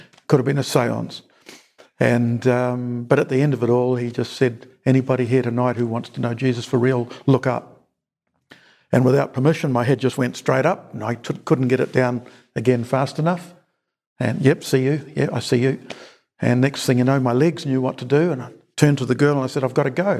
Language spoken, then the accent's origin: English; Napier, Hawke's Bay, New Zealand; also born or lived in Auckland; First 24 years in Napier, but I grew up in Auckland.